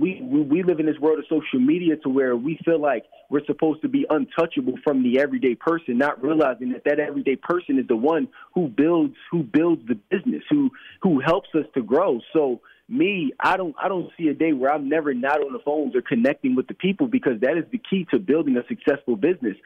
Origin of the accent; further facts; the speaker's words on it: Philadelphia, Pennsylvania, United States; I grew up in Philadelphia uh, my entire life